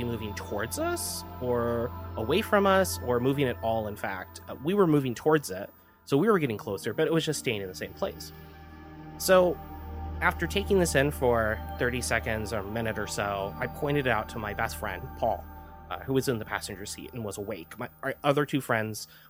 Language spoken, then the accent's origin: English; Palm Springs, California, United States; moved away as an adult; now in San Francisco Bay Area, United States; I live in the San Francisco Bay Area, but the event I'm going to tell you about took place almost 26 years ago when I still lived in my hometown of Palm Springs, California.